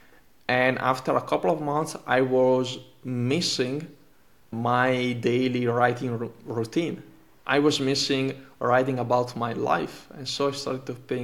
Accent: Italy; first language Italian; English is a second language; Italian is my native language

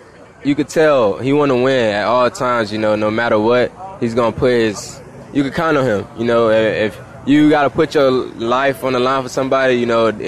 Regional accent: Hollywood, United States; Hollywood is where my hometown is

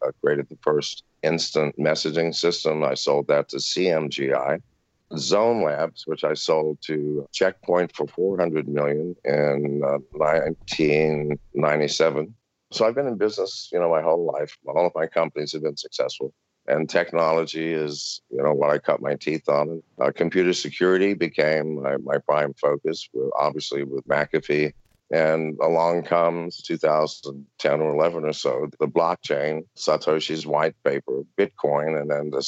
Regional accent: Virginia, United States; also born or lived in England; I was raised in Virginia, a lovely, lovely part of America.

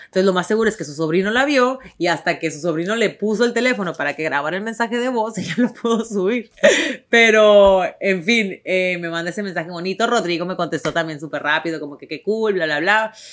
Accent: Tijuana, Baja California, Mexico; accent: ranchero; moved away as an adult; Yo nací en Tijuana, yo crecí en Tijuana

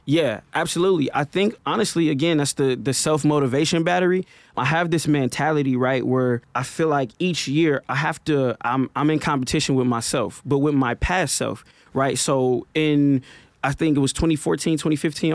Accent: Milwaukee, Wisconsin, United States; a kid from North Side of Milwaukee

